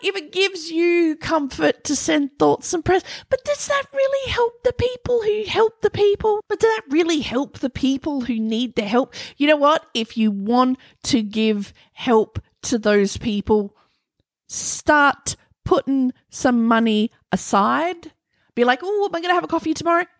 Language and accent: English; Australia; accent: Australian; my Australian accent